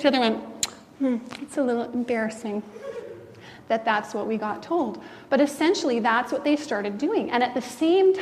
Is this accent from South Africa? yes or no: no; Canada; as a Canadian